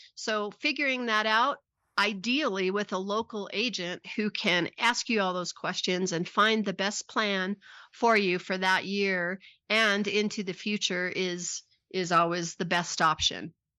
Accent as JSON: {"language": "English", "town": "Pueblo", "region": "Colorado", "country": "United States", "tie": "born or raised there", "said": "I'm a Colorado native also. I was born in Pueblo, Colorado"}